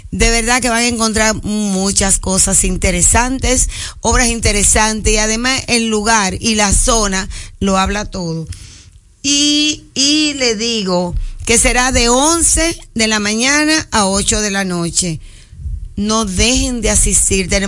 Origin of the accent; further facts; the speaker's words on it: Dominican Republic; Porque esto que hiciste hoy es que realmente somos dominicanos de la A a la Z.